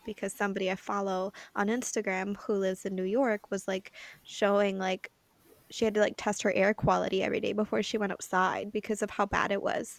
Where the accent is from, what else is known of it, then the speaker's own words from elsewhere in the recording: Canada; me as the Canadian